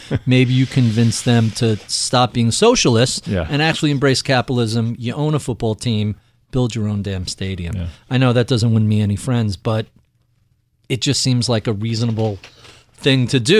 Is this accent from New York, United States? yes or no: yes; New York, United States; I'm not going to talk about anything in Boston sports as a New Yorker.